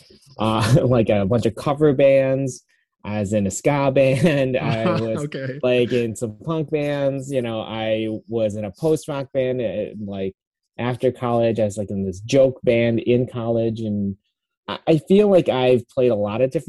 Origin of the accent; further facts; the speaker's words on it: a little south of Syracuse, central New York, United States; now in Portland, United States; I actually grew up in upstate New York, in like central New York